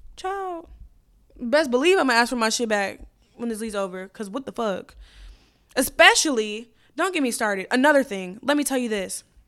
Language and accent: English; United States; as an American woman